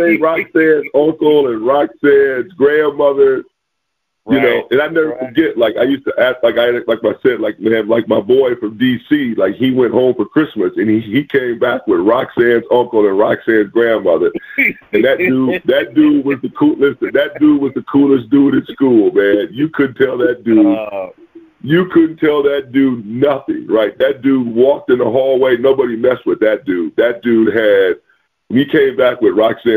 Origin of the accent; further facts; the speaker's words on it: the Midwest, Illinois, United States; I grew up in the Midwest